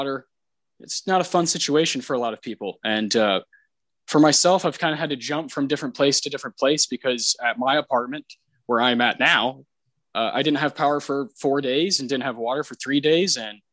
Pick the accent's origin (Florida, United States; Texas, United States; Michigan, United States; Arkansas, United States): Texas, United States; San Antonio; as a Texan. Again, I've lived here for almost all of my life. I've lived in a few other places, but mostly Texas and mostly San Antonio